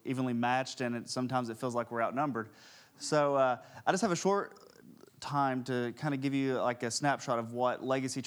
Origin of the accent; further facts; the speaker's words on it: Jefferson County, Tennessee, United States; also born or lived in Knoxville; I grew up in Jefferson County.